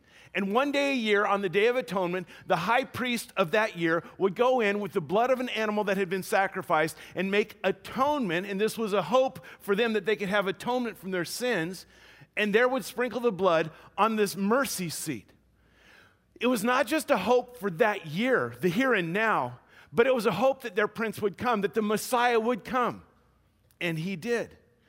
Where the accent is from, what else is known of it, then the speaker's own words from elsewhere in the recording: Louisiana, United States; We grew up in Louisiana. Maybe it's a thing of the South.